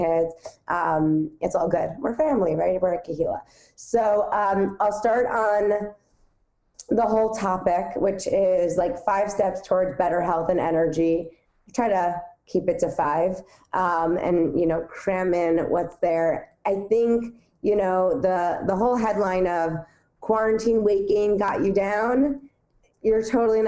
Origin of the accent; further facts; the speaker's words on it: New York City, New York, United States; I grew up on the Upper West Side of Manhattan